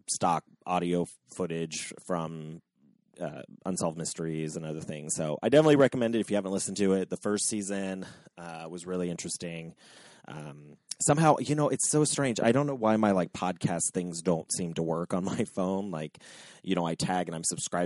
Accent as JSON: {"language": "English", "town": "Cincinnati", "region": "Ohio", "country": "United States", "said": "I'm from Cincinnati"}